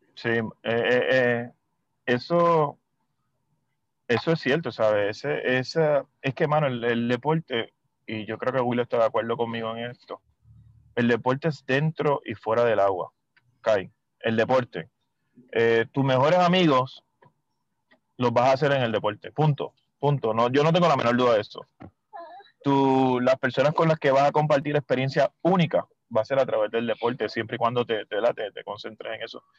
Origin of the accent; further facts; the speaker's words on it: Mayagüez, Puerto Rico; yo soy de Mayagüez